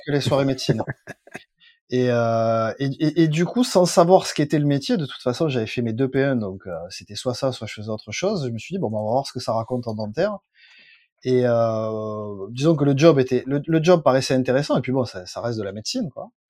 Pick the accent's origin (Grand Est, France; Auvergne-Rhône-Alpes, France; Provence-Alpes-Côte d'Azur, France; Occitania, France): Provence-Alpes-Côte d'Azur, France; Plan-de-Cuques; also born or lived in Marseille; je suis né à Marseille, mais j'habite dans un village qui est euh, juste à côté de Marseille, qui s'appelle Plante de Cuc.